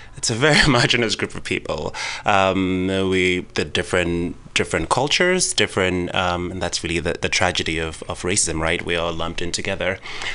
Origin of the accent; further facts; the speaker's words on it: Ghana; And I grew up in Ghana, and we're surrounded by Francophone countries.